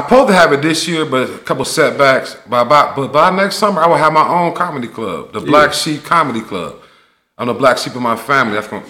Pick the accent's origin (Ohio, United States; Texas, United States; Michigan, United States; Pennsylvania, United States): Ohio, United States; Cleveland; moved away as an adult; now in Columbus, United States; when I grew up in Cleveland, all my niggas was Dope Boys.